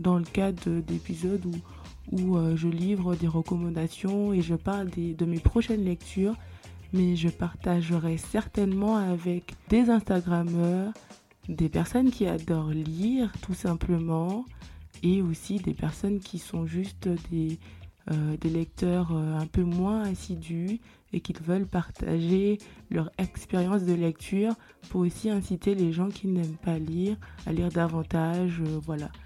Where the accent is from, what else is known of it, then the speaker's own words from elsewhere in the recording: Guadeloupe; Je suis guadeloupéenne